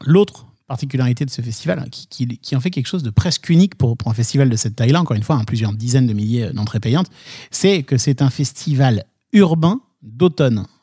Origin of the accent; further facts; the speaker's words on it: Nancy, Grand Est, France; je viens de Nancy